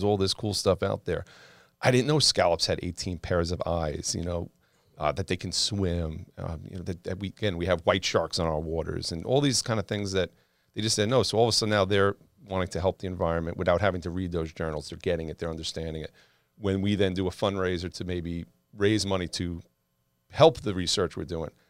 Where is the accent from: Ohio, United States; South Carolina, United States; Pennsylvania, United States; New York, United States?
New York, United States; Long Island; I grew up on the water. I grew up on Long Island, go on the beach, going crabbing, fishing.